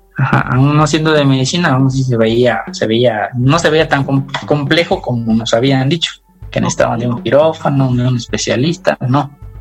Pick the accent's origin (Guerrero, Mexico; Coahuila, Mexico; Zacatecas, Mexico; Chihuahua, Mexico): Guerrero, Mexico; Tonalapa; nosotros somos del estado de Guerrero, de un pueblito